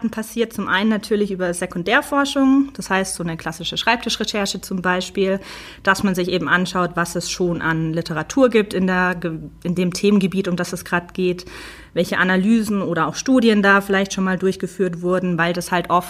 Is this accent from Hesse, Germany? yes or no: no; Stuttgart, Baden-Württemberg, Germany; accent: Swabian; moved away as an adult; now in Munich, Germany; Davor komme ich nämlich eigentlich aus der Stuttgarter Ecke, was man mir meistens nicht so anhört.